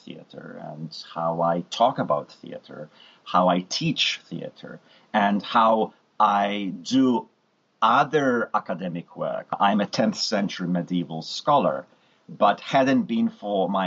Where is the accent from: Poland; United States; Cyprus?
Poland; moved away; I could speak Polish and that I was actually from Poland